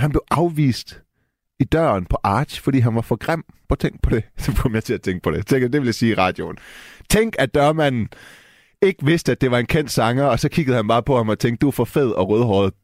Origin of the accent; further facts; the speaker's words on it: Denmark; Jeg er jo født og opvokset i Danmark